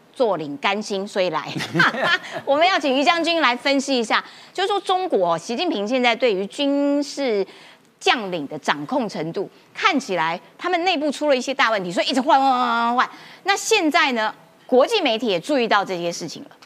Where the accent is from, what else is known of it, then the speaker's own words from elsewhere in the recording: Kaohsiung, Taiwan; 我们高雄人就是这样子哈